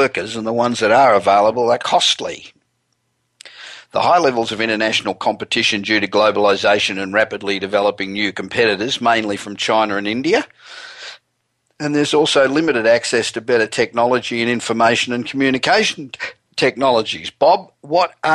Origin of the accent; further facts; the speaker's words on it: Australia; moved away as an adult; now in United States; I'm Australian, and I've been living in America for 27 years